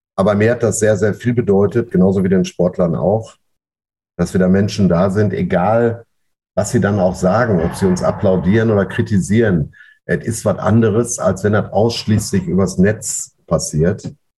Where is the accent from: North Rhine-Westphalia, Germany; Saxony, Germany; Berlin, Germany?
North Rhine-Westphalia, Germany; Ruhr area; bei uns im Pott